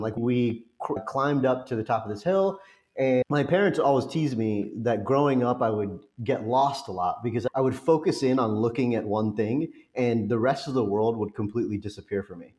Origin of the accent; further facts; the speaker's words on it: Orange County, California, United States; moved away; also born or lived in Los Angeles / Cincinnati; I was uh, actually born in the city of Orange in Orange County and lived in the city of LA until I was two. But then my parents moved from LA to Orange County, which is where I grew up